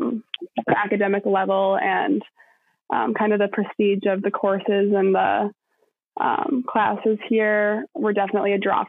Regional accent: Rochester, Minnesota, United States; I grew up in Rochester. I'm one of nine kids

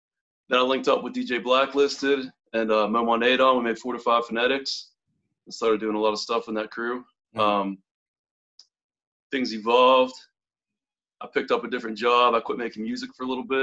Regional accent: Butler, Pennsylvania, United States; moved away as an adult; now in Pittsburgh, United States; I grew up in Butler, PA

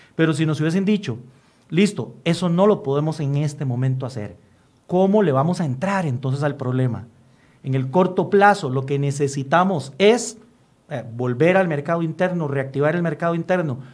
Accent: Costa Rica; como costarricenses

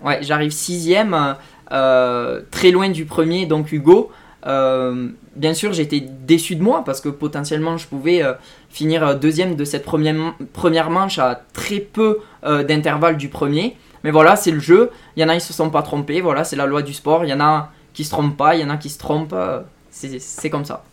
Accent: Tarn and Aveyron, Occitania, France; chez moi, dans le Tarn et de l'Aveyron

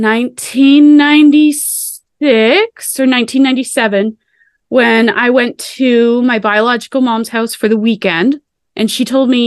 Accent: Annapolis Valley, Nova Scotia, Canada; I was born and raised in the Annapolis Valley of Nova Scotia.

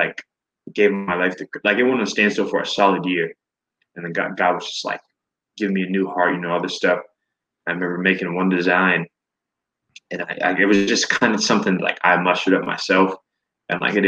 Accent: Florida, United States; moved away; So I am a Florida boy. I'm originally from Florida

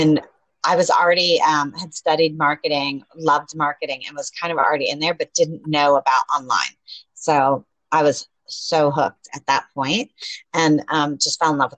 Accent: Atlanta, Georgia, United States; now in Panama City, Panama; I am from Atlanta, Georgia, living in Panama City, Panama

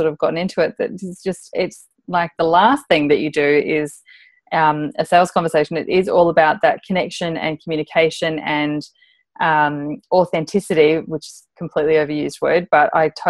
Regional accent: Darwin, Northern Territory, Australia; moved away as an adult; also born or lived in Adelaide; when I moved from Darwin, where I had finished my high schooling, I went down to Adelaide

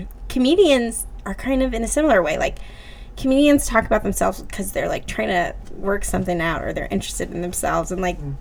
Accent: New Jersey, United States; moved away as an adult; now in New York, United States; I'm from Jersey

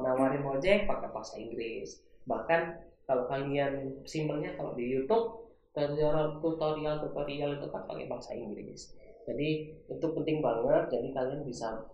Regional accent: Malang, East Java, Indonesia; moved away as an adult; also born or lived in Batam; kampung halamanku di Malang

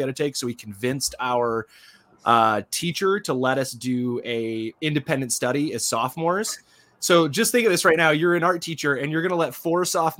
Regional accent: Michigan, United States; I grew up in Michigan

